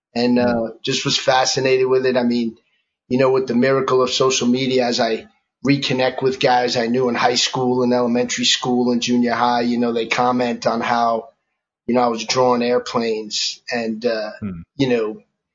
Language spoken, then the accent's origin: English; New York City, New York, United States; I was born and raised in New York, in the city in Manhattan.